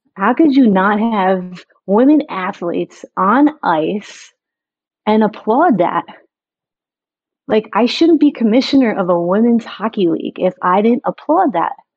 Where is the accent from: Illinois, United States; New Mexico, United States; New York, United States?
New York, United States; growing up in New York